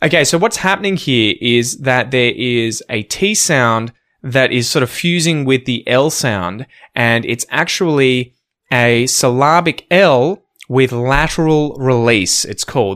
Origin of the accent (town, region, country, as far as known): Australia